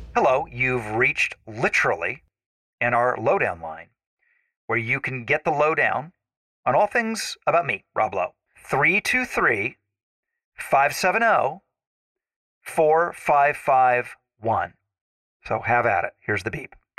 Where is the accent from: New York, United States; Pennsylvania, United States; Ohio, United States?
Ohio, United States; I grew up in Ohio and there was the Ohio State Fair